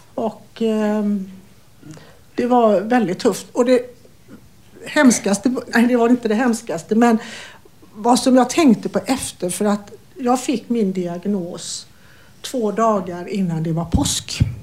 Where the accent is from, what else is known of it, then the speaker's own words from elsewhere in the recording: Falkenberg, Halland County, Sweden; also born or lived in Gothenburg, Sweden; now in Falkenberg, Sweden; jag kommer ursprungligen från Falkenberg